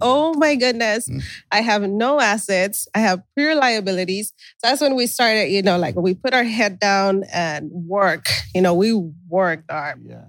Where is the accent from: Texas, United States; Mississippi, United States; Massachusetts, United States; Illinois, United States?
Texas, United States; Brownsville; also born or lived in California; We're from Brownsville, Texas.